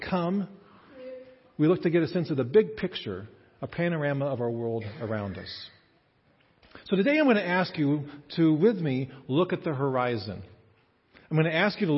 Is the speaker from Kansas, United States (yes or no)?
yes; Kansas, United States; moved away as an adult; also born or lived in Indiana / Chicago / Canada; I grew up in Kansas and spent the first 22 years of my life here.